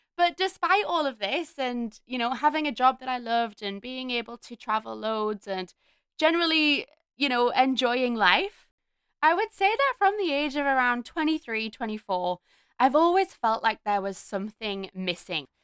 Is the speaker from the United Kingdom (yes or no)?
yes; Newcastle upon Tyne, North East England, United Kingdom; now in Melbourne, Australia; I'm from Newcastle in the U K, and I currently live in Melbourne, Australia